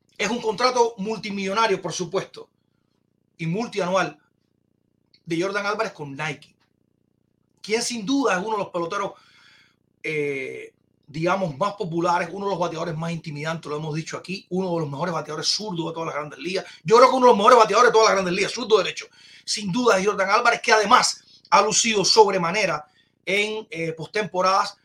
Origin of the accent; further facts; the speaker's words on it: Cuba; somos cubanos